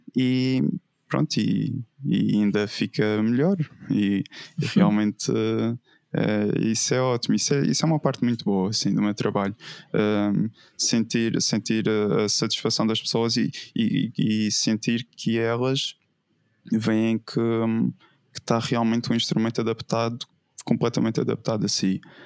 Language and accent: Portuguese; Madeira, Portugal; also born or lived in Évora; eu cresci uh, na Madeira, na Ilha da Madeira, em Portugal, uh, e, e, é onde atualmente vivo